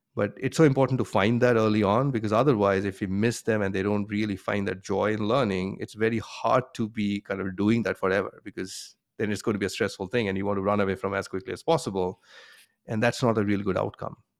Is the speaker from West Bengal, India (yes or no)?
yes; Kolkata, West Bengal, India; moved away as an adult; also born or lived in Bombay, India / Boston, United States; now in United States; I grew up in India, um, in a city called Calcutta